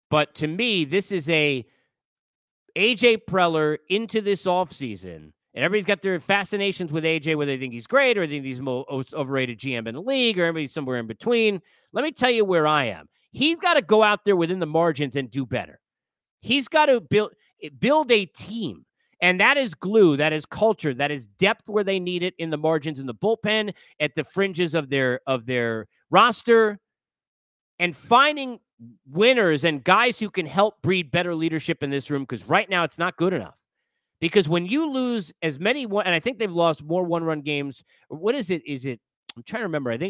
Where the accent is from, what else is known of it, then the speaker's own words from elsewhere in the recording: Long Island, New York, United States; I grew up in New York. I grew up in Long Island